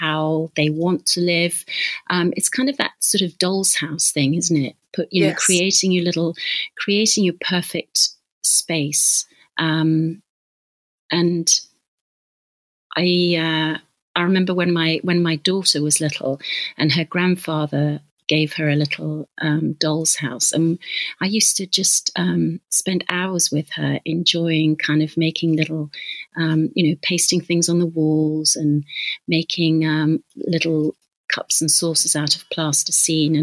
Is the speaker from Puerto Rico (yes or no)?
no; Leamington Spa, West Midlands, United Kingdom; I grew up in Leamington Spa in Warwickshire